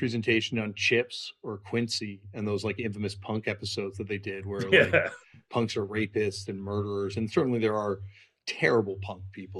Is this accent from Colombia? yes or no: no; Canada; I'm saying this is like a settler white person, but like, you know, you define yourself as like, yeah. I'm not American and I'm not British. My parents left England. My dad left England and my grandparents left Scotland on my mom's side